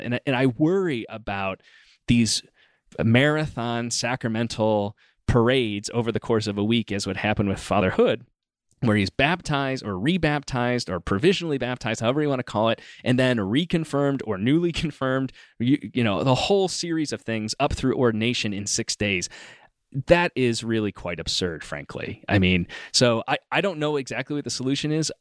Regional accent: Rochester, New York, United States; moved away; closer to home where I grew up in Rochester, New York

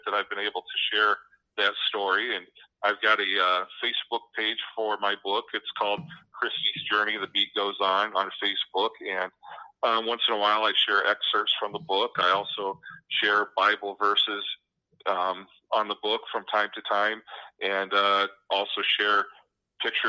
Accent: United States; now in Washington, Iowa, United States; I'm originally from the Quad Cities area

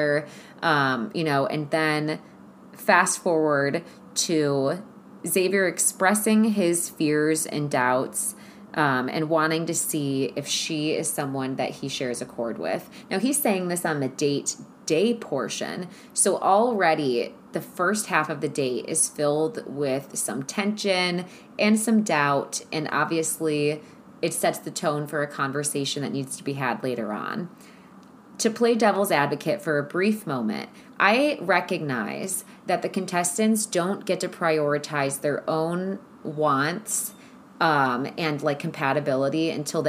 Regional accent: Cleveland, Ohio, United States; I'm from Ohio, shout out Cleveland

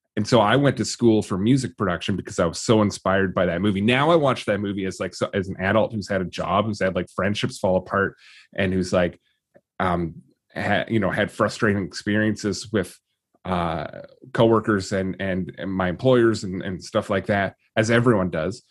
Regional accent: Vancouver, British Columbia, Canada; as a Vancouverite, I sound probably the same

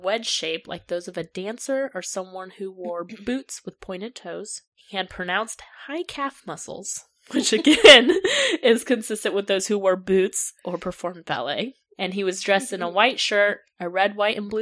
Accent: the South, United States; accent: southern; my southern accent

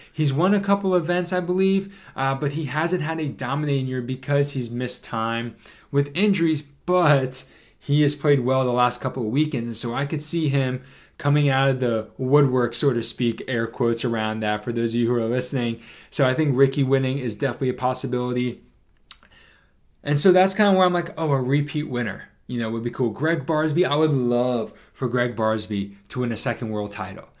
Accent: Northeast, United States; growing up in the Northeast

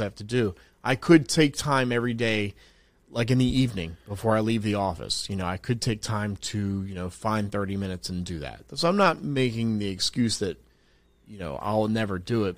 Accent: South Carolina, United States; also born or lived in New Jersey; I was born in New Jersey, but I grew up in South Carolina.

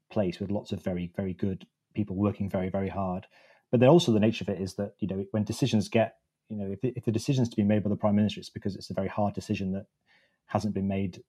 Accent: Wakefield, Yorkshire and the Humber, United Kingdom; I grew up in the Morley and Outwood bit of Wakefield

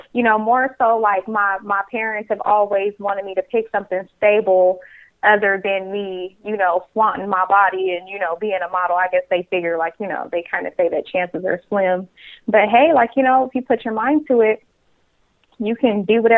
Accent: Hayward, California, United States; also born or lived in Oakland, California; I am born in Oakland, raised in Hayward, California. So I am a Bay native

